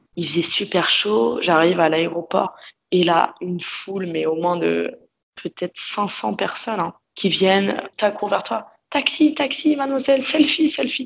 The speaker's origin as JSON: {"language": "French", "town": "Paris", "region": "Île-de-France", "country": "France", "tie": "born or raised there", "moved": "as an adult", "lives_now": "Australia", "said": "Je suis née à Paris. J'ai vécu à Paris dans le 11e arrondissement, à côté de Bastille avec euh, mes parents"}